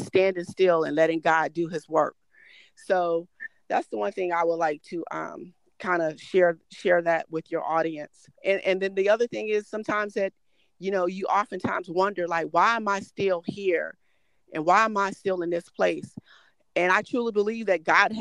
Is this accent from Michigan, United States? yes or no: yes; Detroit, Michigan, United States; growing up in Detroit